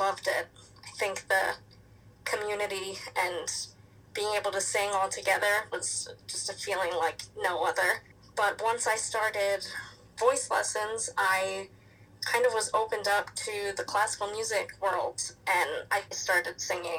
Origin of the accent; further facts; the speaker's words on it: New York, United States; I am from New York